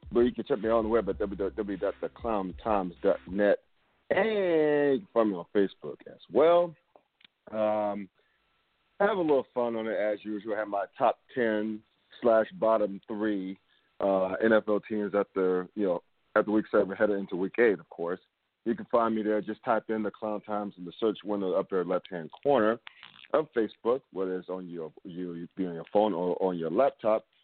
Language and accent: English; North Carolina, United States; also born or lived in Brooklyn, New York; now in Cincinnati, United States; summers of my childhood in North Carolina after we moved down from Brooklyn, New York